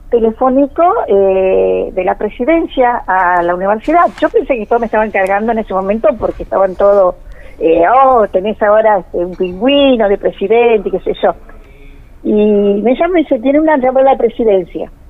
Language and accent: Spanish; Río Gallegos, Santa Cruz, Argentina; born there; Yo soy nacida en Río Gallego